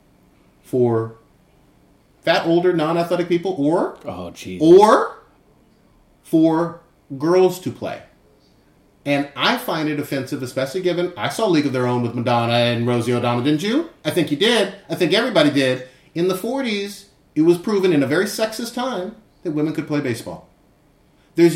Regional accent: Fremont, California, United States; I grew up in Fremont

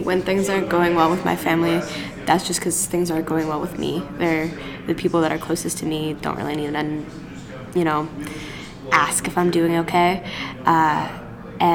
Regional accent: Canada; I'm a Canadian. I love this country

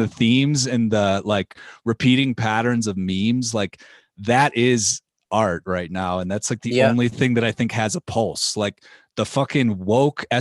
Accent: Chicago, Illinois, United States; I'm from Chicago

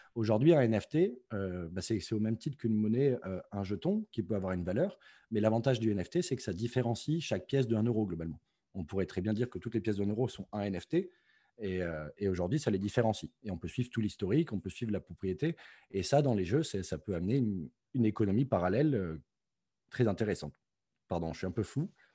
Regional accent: Provence-Alpes-Côte d'Azur, France; je suis français originaire du sud-est de la France, euh, euh, dans les Alpes-Maritimes

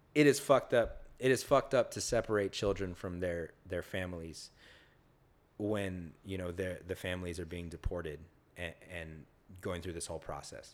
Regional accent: the South, United States; moved away; also born or lived in California; I was born here, but I grew up in the South

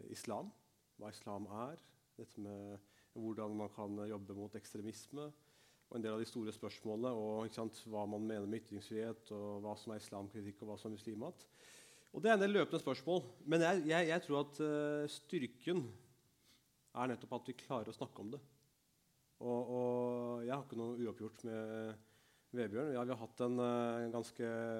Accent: Norway; jeg er født og oppvokst i Norge. Jeg er norsk, men mine foreldre kom fra India og Pakistan

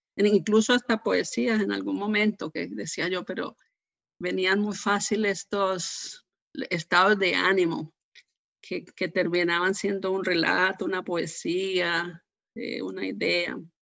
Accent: Armenia, Quindío, Colombia; moved away; Yo soy de una ciudad que se llama Armenia, del departamento del Quindío

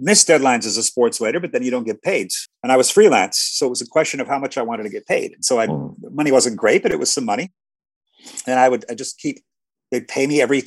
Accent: Iowa, United States; moved away as an adult; also born or lived in Chicago; now in Cairo, Egypt; I grew up in Iowa, so I'm used to gloomy winters and cold winters

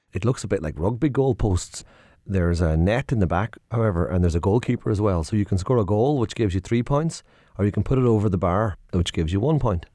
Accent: Donegal, Ulster, Ireland; I'm from Donegal

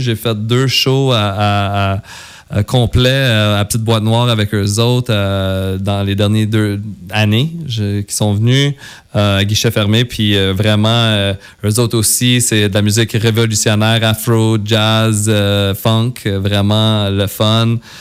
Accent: West, Quebec, Canada; je suis super fier d'être du coin d'ici. Oui. Tu sais, moi, j'ai grandi à West toute ma vie

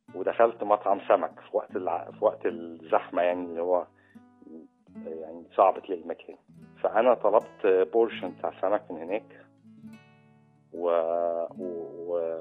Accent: Egypt; اتربيت في الريف

